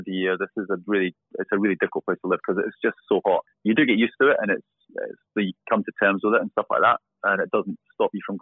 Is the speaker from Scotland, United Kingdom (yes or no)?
yes; Scotland, United Kingdom; also born or lived in Warwickshire; now in Dubai, United Arab Emirates; growing up in Scotland